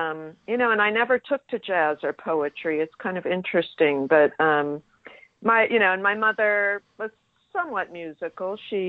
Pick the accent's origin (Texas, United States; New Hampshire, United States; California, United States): California, United States; Los Angeles; now in San Francisco, United States; I was born in San Francisco, where I live now, but I mostly grew up in Los Angeles.